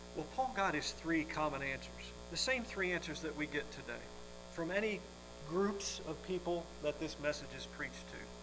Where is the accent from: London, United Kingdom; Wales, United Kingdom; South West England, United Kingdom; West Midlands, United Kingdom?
Wales, United Kingdom; Welsh; I'm Welsh